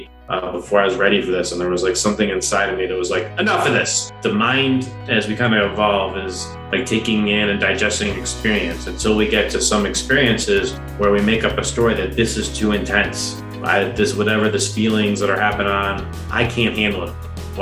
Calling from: Longmont, Colorado, United States; We're in Colorado, in the Boulder area, Longmont, Colorado.

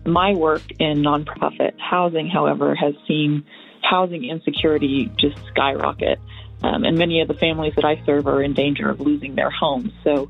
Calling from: Wichita, Kansas, United States; I'm calling from Wichita, Kansas.

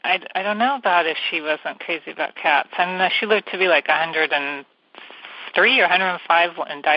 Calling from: California, United States; And I'm calling from the San Francisco Bay Area

